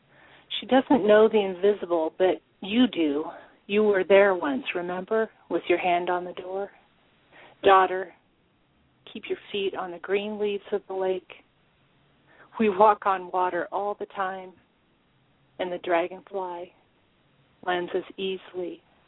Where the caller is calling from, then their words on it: Fall City, Washington, United States; I'm calling from Fall City, Washington. Actually, I live on a large farm, probably 10 minutes away from the small town of Fall City.